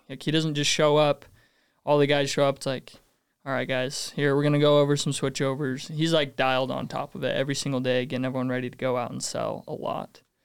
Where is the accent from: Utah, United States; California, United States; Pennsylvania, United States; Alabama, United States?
Utah, United States; North Ogden; North Ogden.